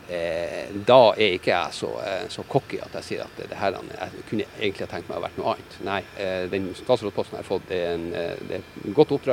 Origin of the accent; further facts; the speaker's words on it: Norway; Nei, det gjør de det er et godt spørsmål. Nei, det gjør vi ikke.